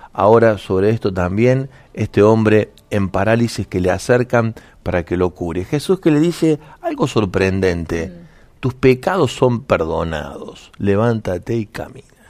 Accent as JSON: {"language": "Spanish", "country": "Argentina", "said": "nos representa como sociedad argentina"}